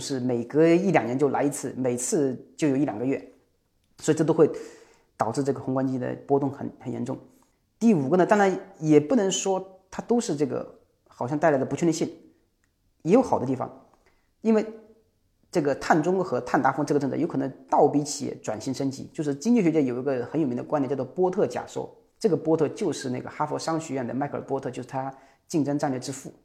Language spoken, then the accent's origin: Chinese; Jiangxi, China; 这是我们江西的企业，我老家是江西